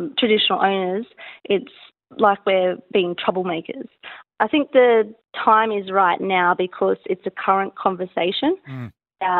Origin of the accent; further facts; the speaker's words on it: Port Macquarie, New South Wales, Australia; I grew up in Port Macquarie